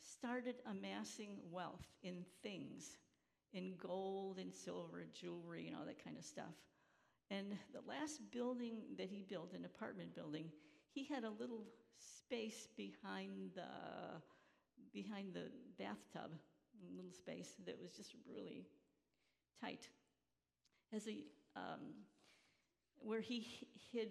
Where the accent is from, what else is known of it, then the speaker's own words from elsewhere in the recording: Chicago, Illinois, United States; moved away as an adult; also born or lived in Emsdetten, Germany / Georgia / Battle Creek, Michigan; growing up in Chicago, in this working-class neighborhood